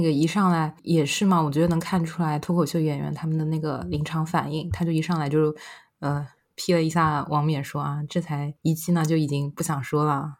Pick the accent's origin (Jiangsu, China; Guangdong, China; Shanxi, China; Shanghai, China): Shanghai, China; accent: Shanghai; also born or lived in London; 我作为一个在这个城市长大的人